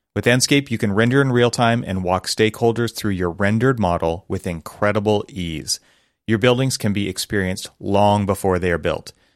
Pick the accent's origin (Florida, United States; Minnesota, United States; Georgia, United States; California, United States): California, United States; Los Angeles; born or raised there